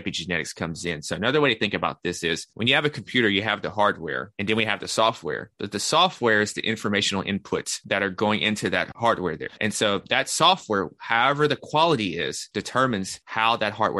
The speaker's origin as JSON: {"language": "English", "town": "Nashville", "region": "Tennessee", "country": "United States", "also_born_or_lived": "New York", "said": "I'm from Nashville, Tennessee. That's where I'm currently located."}